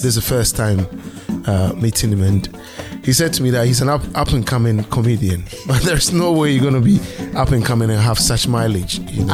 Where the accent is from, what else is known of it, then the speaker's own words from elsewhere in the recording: Ghana; I'm the non-Nigerian here. I'm Ghanaian